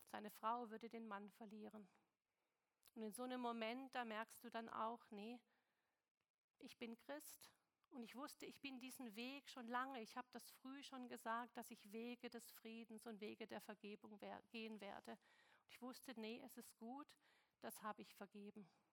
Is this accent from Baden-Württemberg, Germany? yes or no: yes; Stuttgart, Baden-Württemberg, Germany; moved away; also born or lived in China; Ich bin in Stuttgart geboren, im Schwabenland